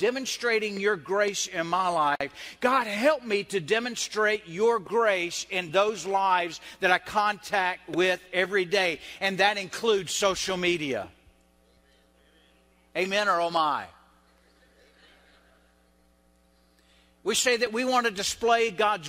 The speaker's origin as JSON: {"language": "English", "region": "the South", "country": "United States", "said": "I'm Southern, I'm white, and I grew up in a Baptist church"}